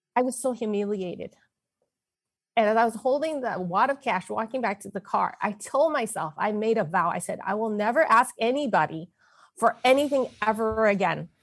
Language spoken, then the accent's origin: English; San Francisco, California, United States; I was born in San Francisco, Chinatown, to a male order bride.